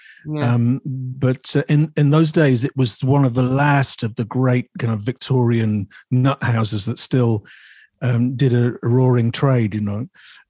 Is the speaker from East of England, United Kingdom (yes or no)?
no; Chesterfield, East Midlands, United Kingdom; also born or lived in West Riding; So, but I was born in the West Riding and then moved around the Midlands and so on and so forth, and then ended up in Chesterfield probably aged 9 or 10.